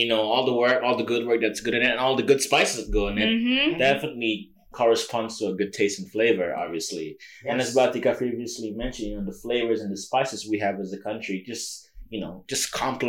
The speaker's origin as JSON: {"language": "English", "town": "Surakarta", "region": "Central Java", "country": "Indonesia", "tie": "born or raised there", "moved": "yes", "said": "I'm from Solo. My hometown is Surakarta."}